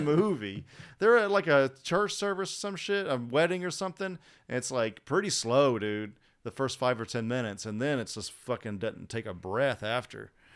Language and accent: English; United States